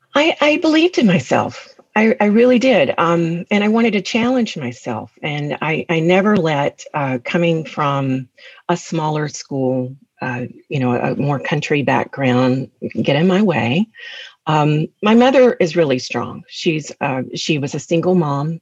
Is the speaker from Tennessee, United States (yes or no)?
yes; Gleason, Tennessee, United States; moved away as an adult; I grew up in Gleason, right down the road in Gleason, Tennessee.